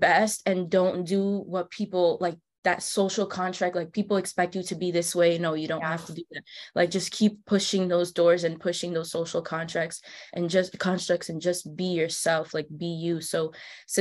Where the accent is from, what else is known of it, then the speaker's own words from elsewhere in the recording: New Jersey, United States; I'm originally from New Jersey. I was born and raised here